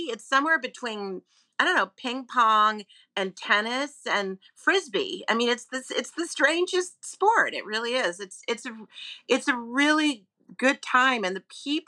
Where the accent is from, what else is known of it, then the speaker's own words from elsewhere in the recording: New York, United States; I'm a New Yorker